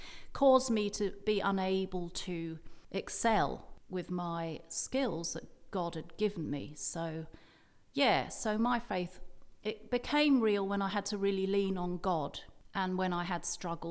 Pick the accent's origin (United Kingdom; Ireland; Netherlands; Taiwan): United Kingdom; England; now in Perth; I was brought up in a rectory, which in England is a sort of house for vicars